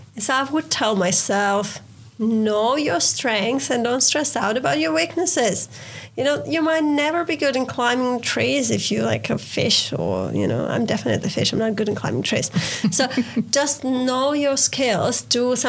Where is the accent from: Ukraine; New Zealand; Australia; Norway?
Ukraine; I'm from Ukraine